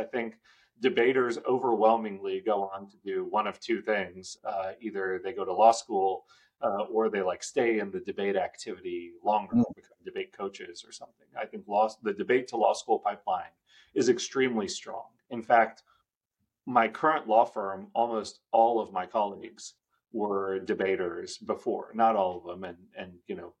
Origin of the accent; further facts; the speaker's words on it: Bay Area, Northern California, United States; also born or lived in India; I grew up in Northern California. My family immigrated in 1984. And we settled in the Bay Area